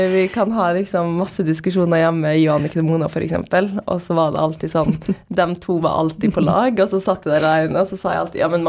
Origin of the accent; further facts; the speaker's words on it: Molde, Møre og Romsdal, Norway; born there; also born or lived in Bahrain; Så jeg er født i Molde, da, og så dro vi til Bahrain, og så bodde jeg der de to første åra mine.